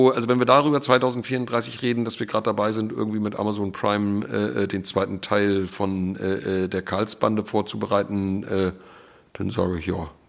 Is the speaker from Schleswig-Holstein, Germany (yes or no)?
yes; Schleswig-Holstein, Germany; born there; now in Mecklenburg-Vorpommern, Germany; ich bin ja gebürtiger Schleswig-Holsteiner und äh, bin aber äh, ja jetzt inzwischen also viel mehr Jahre meines Lebens hier in MacPom